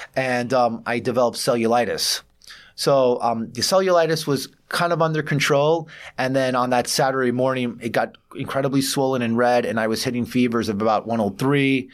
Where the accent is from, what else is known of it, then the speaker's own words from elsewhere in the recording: New York City, New York, United States; growing up in New York City, I feel like, uh, I'm, I'm a mosaic of different cultures